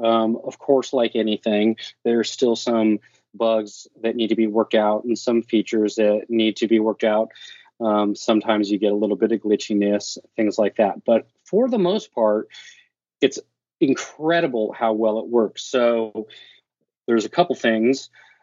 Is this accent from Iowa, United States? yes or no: no; California, United States; now in Oregon, United States; So I am originally from California, now living in Oregon.